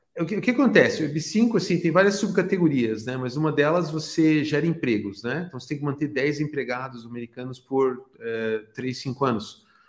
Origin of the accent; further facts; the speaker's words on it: Brazil; na minha cidade natal, no Brasil